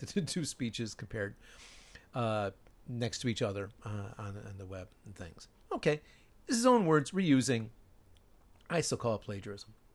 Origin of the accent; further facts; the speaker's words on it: Chicago, Illinois, United States; moved away as an adult; now in Japan; my hometown